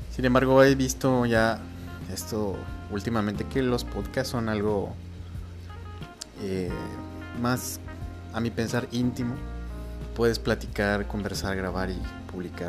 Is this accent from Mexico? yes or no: yes; Mexico; soy mexicano